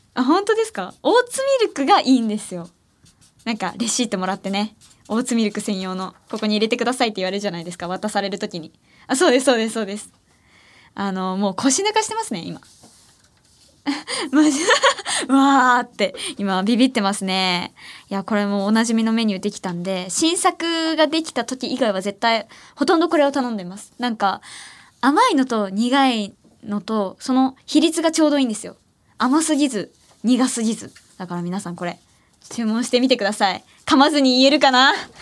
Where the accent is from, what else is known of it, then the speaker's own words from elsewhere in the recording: Ehime, Japan; now in Tokyo, Japan; 愛媛から上京してきた